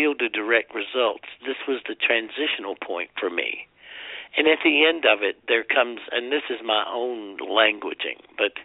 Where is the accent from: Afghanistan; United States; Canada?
United States; South Carolina; I'm from South Carolina, and everybody goes to hell from South Carolina